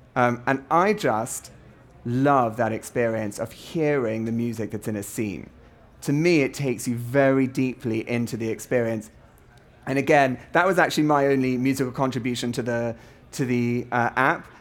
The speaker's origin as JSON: {"language": "English", "country": "South Africa", "said": "I'm a South African too."}